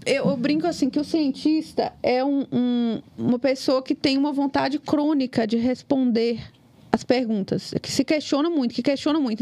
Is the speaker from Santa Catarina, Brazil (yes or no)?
no; Capelinha, Minas Gerais, Brazil; now in Ipatinga, Brazil; Hoje eu moro em Patinga, mas eu sou lá de Capelinha